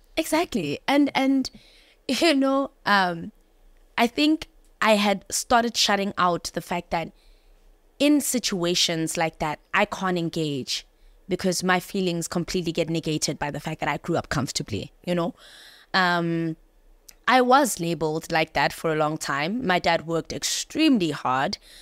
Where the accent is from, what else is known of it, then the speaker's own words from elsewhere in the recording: Johannesburg, Gauteng, South Africa; I grew up in Joburg